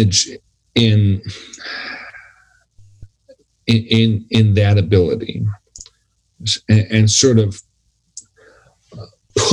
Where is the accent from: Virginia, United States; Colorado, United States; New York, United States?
New York, United States; Buffalo; I'm from Buffalo, New York